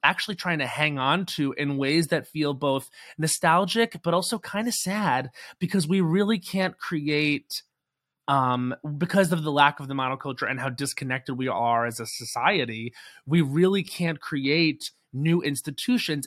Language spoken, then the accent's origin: English; Islip, New York, United States; also born or lived in Babylon, New York; I was born in Babylon, but I grew up in Islip, and now my parents still live in West Babylon